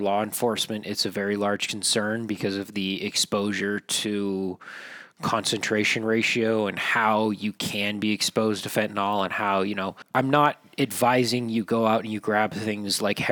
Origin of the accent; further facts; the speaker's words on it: northern Nevada, United States; As a northerner